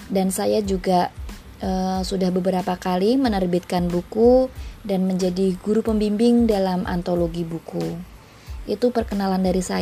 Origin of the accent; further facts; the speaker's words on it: Yogyakarta, Special Region of Yogyakarta, Indonesia; now in Tangerang, Indonesia; Saya berasal dari kota Yogyakarta, tetapi saat ini saya bekerja di Jakarta Utara dan tinggal di Tangerang.